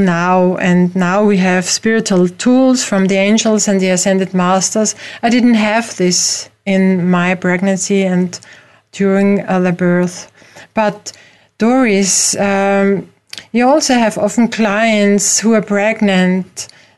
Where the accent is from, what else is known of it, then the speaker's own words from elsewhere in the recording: Vienna, Austria; I'm not from America, I'm from Europe, from Vienna in Austria